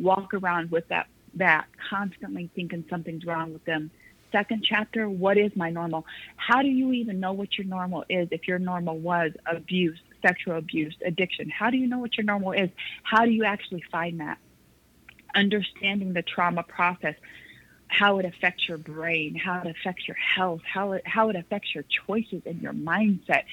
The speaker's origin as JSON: {"language": "English", "town": "Las Vegas", "region": "Nevada", "country": "United States", "tie": "born or raised there", "said": "I grew up in Las Vegas, Nevada. My parents moved me there my third grade year, like the middle of school when I was 8"}